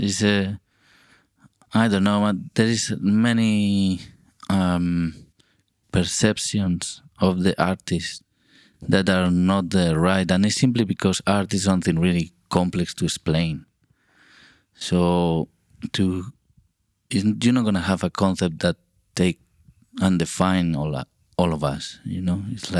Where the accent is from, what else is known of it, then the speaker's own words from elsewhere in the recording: Burgos, Castile and León, Spain; English is a second language; also born or lived in Vitoria / Madrid / Santander; I live in kind of different cities because of where I was born is in Burgos, is in the middle north part of Spain. And at that time, for the work of my father, we traveled to different cities. So I live also in Vitoria, Madrid, and Santander.